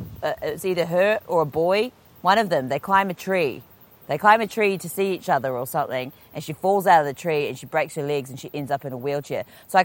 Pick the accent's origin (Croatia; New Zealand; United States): New Zealand; Palmerston North, Manawatū-Whanganui; I grew up in Palmerston North, which is, definitely like an inland kind of, metropolis.